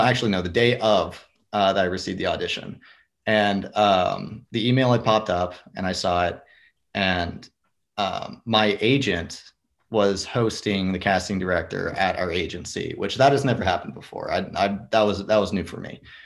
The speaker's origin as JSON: {"language": "English", "town": "Fort Worth", "region": "Texas", "country": "United States", "tie": "born or raised there", "said": "i grew up in the fort worth area"}